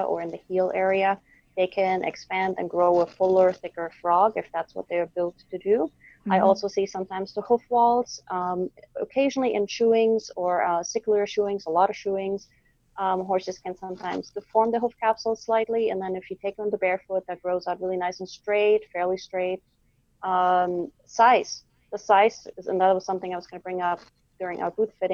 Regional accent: Germany; now in Quebec, Canada; I'm in Quebec, as you know, and I'm originally from Germany

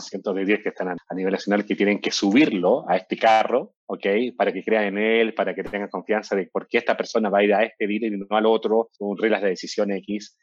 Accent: Chile; also born or lived in Peru; now in Mexico; yo nací en Chile, viví, en Perú, acá en México y llevo como 12 años

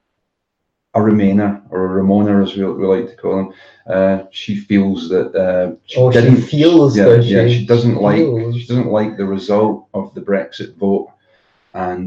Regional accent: Zambia; now in United Kingdom; When I was a kid growing up in Africa

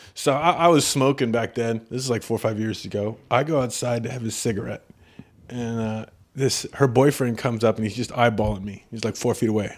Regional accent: Canada; I'm Canadian.

